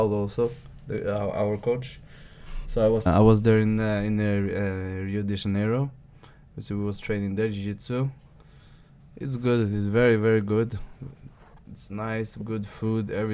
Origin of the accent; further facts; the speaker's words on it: Skien, Telemark, Norway; English is a second language; now in Oslo, Norway; We're from Shen. We're from a place called Gulset.